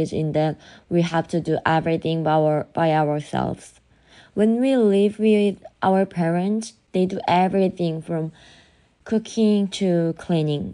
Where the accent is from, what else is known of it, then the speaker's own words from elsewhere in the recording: South Korea; I'm from Korea, like South Korea